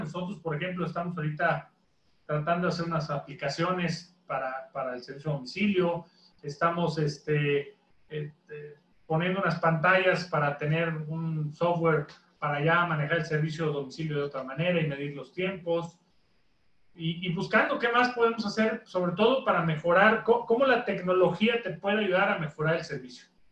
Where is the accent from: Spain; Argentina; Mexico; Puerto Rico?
Mexico; como mexicano